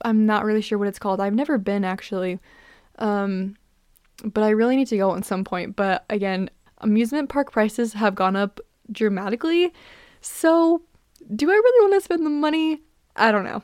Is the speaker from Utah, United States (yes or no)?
yes; Utah, United States; I'm from Utah, so I grew up going to this amusement park